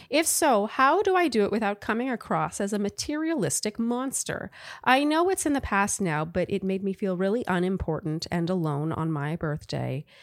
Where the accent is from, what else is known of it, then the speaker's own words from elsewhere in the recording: Wisconsin, United States; now in New York, United States; For context, we met here in the East Village in the fall, but we're both actually from Wisconsin.